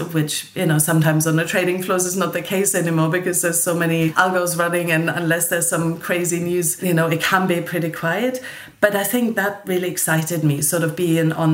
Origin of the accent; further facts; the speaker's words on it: Odenwald, Hesse, Germany; moved away as an adult; now in London, United Kingdom; So I grew up in Germany, about an hour away from Frankfurt